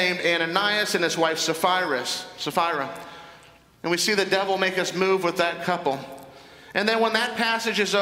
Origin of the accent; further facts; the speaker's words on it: Northern Virginia, United States; I was involved in a civic organization in my hometown in Northern Virginia